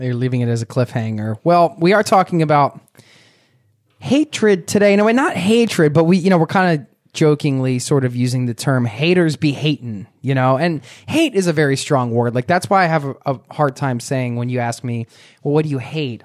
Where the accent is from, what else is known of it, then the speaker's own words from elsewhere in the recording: Philadelphia, Pennsylvania, United States; We're from Philly